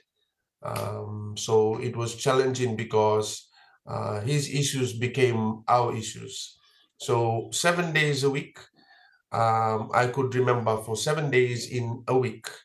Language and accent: English; Fiji; Life in Fiji for me growing up